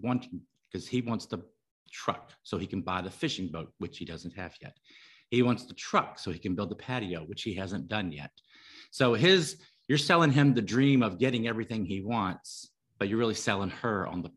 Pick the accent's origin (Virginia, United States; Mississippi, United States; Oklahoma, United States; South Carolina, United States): Virginia, United States; moved away as an adult; also born or lived in California; now in Mexico; I grew up in Virginia